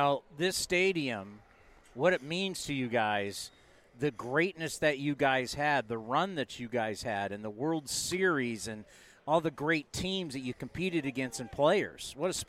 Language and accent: English; San Diego, California, United States; moved away as an adult; also born or lived in San Jose; I grew up in San Diego.